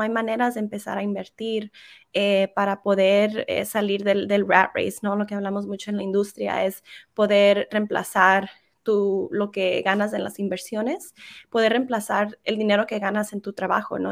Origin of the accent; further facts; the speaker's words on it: California, United States; first language Spanish; me crié en, California en una ciudad muy pequeña en California. Eh, el español fue mi primer idioma